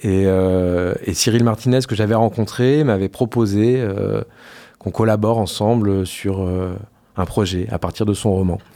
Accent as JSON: {"language": "French", "town": "Poitiers", "region": "Nouvelle-Aquitaine", "country": "France", "also_born_or_lived": "Paris / Lyon / Marseille", "moved": "as an adult", "said": "je suis parti assez longtemps de Poitiers"}